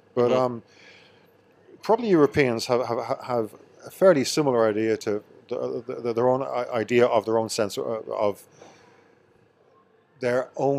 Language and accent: English; Kells, County Meath, Ireland; No, I'm from Meath.